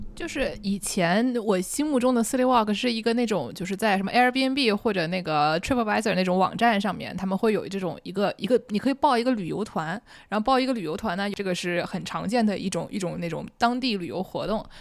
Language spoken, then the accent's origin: Chinese; Nanjing, Jiangsu, China; accent: Nanjing dialect; 很难不讲南京话，因为我们俩现在都在南京一起录音